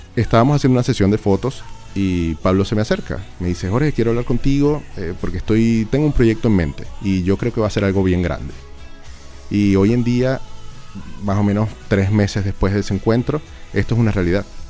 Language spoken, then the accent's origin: Spanish; Venezuela; now in Chile